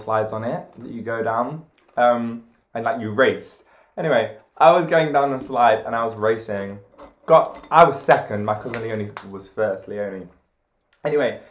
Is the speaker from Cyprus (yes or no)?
yes; Cyprus; we're both from Cyprus.